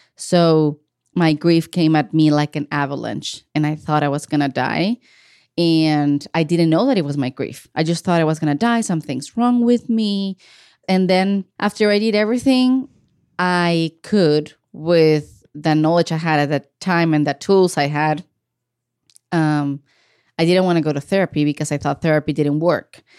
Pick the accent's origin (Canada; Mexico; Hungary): Mexico; Ensenada, Baja California; moved away as an adult; now in Portland, United States; I grew up in the city of Ensenada, Baja California. That is the border state with the state of California. It's in Mexico. Um, I was born and raised there.